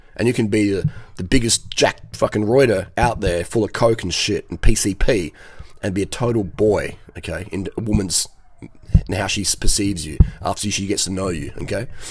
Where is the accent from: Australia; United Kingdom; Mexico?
Australia; Adelaide, South Australia; I'm 45 from Adelaide, Australia.